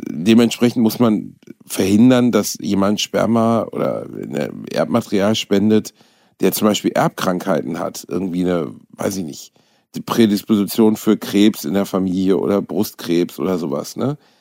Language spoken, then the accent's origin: German; Gelsenkirchen, North Rhine-Westphalia, Germany; Gelsenkirchen, meiner Heimatstadt